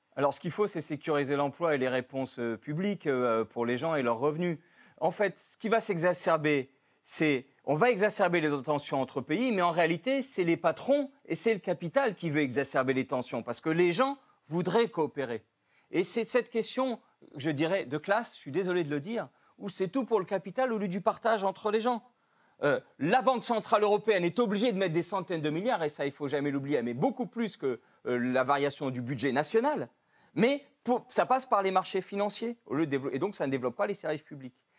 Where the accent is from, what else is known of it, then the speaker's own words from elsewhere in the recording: France; chez nous, en France